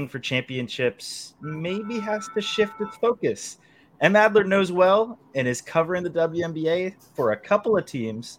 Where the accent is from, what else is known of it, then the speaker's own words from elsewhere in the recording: San Francisco Bay Area, California, United States; my entire childhood growing up in the Bay Area